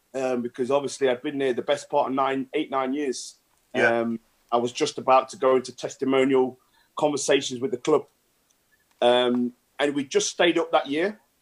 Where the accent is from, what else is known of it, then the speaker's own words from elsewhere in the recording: Nottingham, East Midlands, United Kingdom; Nottingham. So I'm Nottingham born oh. and bred